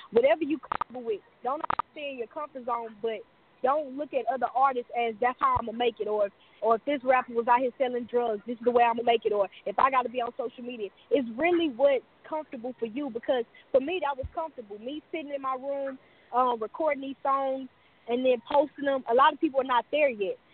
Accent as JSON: {"language": "English", "town": "Houston", "region": "Texas", "country": "United States", "tie": "born or raised there", "said": "I'm from Houston, Texas"}